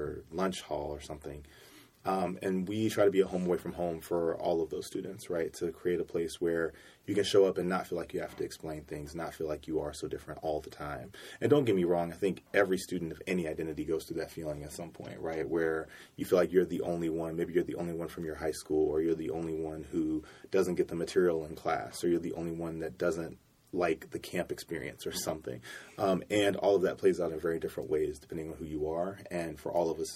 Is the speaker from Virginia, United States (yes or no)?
no; Cincinnati, Ohio, United States; I'm originally from Cincinnati, Ohio